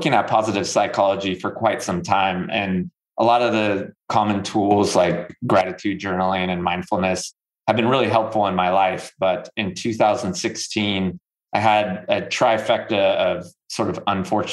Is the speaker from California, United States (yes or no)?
yes; Northern California, United States; moved away as an adult; now in North Carolina, United States; I'm from Northern California